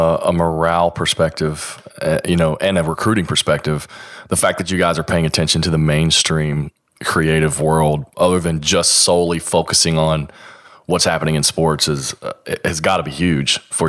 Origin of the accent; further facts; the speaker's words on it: the South, United States; Because I'm from the South, obviously.